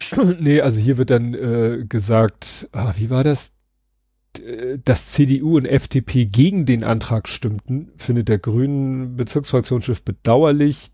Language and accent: German; Hamburg, Germany; in meiner alten Heimat in Stalzhoop